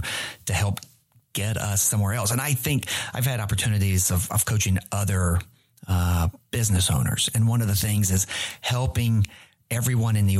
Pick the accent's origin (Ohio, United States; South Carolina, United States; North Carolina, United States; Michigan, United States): North Carolina, United States; Randolph County; now in Charlotte, United States; I'm a redneck from Randolph County, man, right? You kidding me? I didn't grow up in a big urban city center